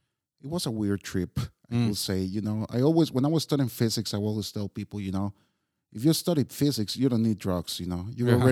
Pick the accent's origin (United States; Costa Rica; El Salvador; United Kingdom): Costa Rica; now in Prague, Czechia; every time I tell people I come from Costa Rica, the same question pops.